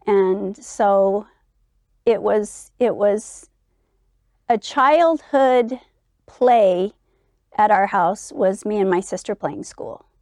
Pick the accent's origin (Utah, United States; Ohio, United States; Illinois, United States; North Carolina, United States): Utah, United States; Eden; growing up in Eden was idyllic